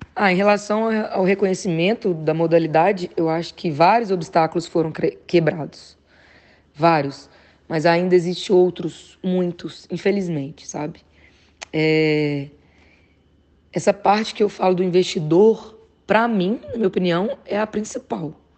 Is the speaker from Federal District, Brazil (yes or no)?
no; Patos de Minas, Minas Gerais, Brazil; Patos de Minas, né? Que é a cidade onde eu fui criada